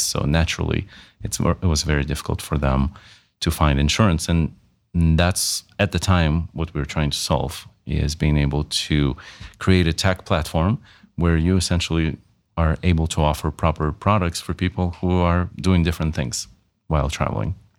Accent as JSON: {"language": "English", "region": "Wisconsin", "country": "United States", "tie": "born or raised there", "also_born_or_lived": "Russia / Malta", "said": "originally I'm from Russia, grew up in Wisconsin, went to high school there"}